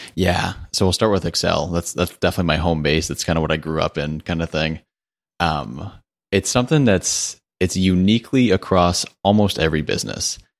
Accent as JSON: {"language": "English", "region": "Connecticut", "country": "United States", "moved": "yes", "lives_now": "Charlotte, United States", "said": "I'm from Connecticut originally, which is not very exciting, but I live in Charlotte, North Carolina now"}